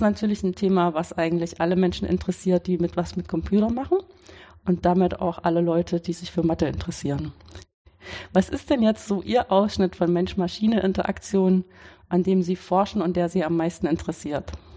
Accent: Weimar, Thuringia, Germany; now in Karlsruhe, Germany; ich bin in Weimar, das ist meine Heimatstadt

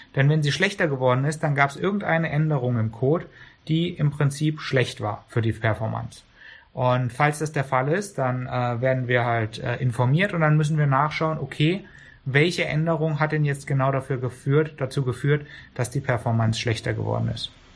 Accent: Karlsruhe, Baden-Württemberg, Germany; ich bin in Karlsruhe geboren und groß geworden

